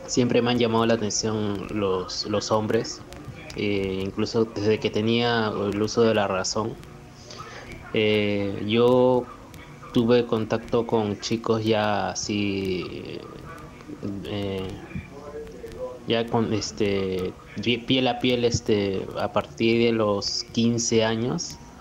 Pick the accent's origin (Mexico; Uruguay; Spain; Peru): Peru; como todo peruano